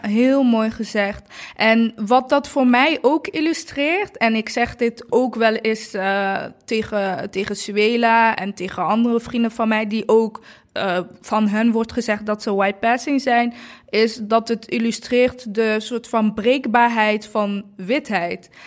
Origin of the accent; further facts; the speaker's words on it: Eindhoven, North Brabant, Netherlands; Ik ben acht jaar in Eindhoven opgegroeid